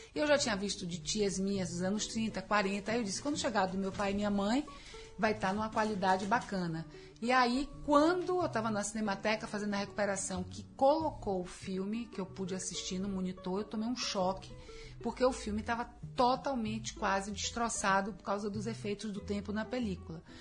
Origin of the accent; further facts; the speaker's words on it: Bahia, Brazil; nascer numa família né, na Bahia é, sou baiana